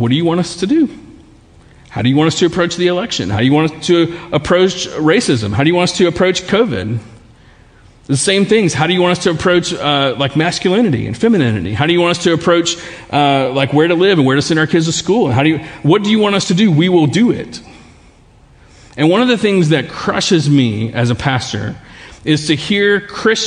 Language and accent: English; Baton Rouge, Louisiana, United States; growing up in Baton Rouge, living in Baton Rouge, there are some things about life here that also become defaults for us sometimes.